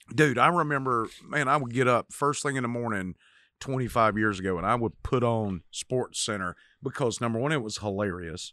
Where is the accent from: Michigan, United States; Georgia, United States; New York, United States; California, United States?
Georgia, United States; Cochran; I grew up in Cochran, Georgia